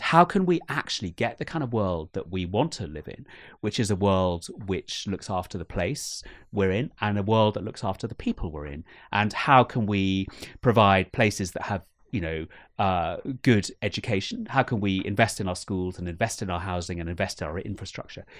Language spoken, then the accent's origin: English; United Kingdom; I've never been more ashamed to be British